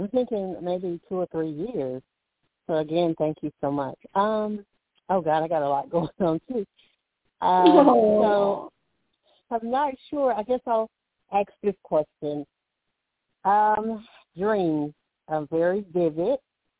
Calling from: Alabama, United States; I'm calling from Alabama

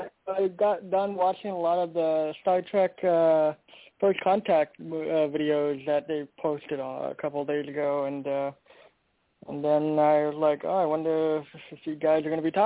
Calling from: Portland, Oregon, United States; I'm calling from Portland, Oregon.

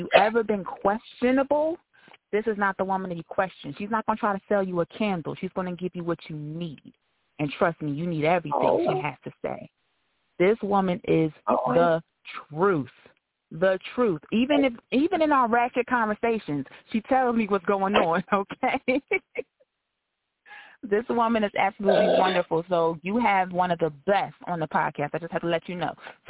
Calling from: New Jersey, United States; I'm calling from New Jersey.

